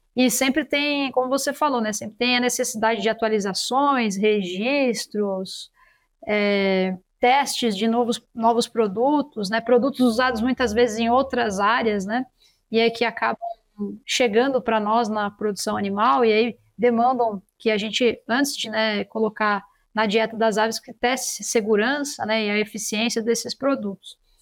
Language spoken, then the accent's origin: Portuguese; São Paulo, Brazil; eu sou de São Paulo capital